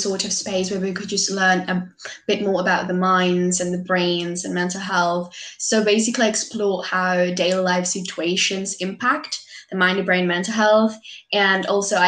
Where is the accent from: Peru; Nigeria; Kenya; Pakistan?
Peru; I'm from Peru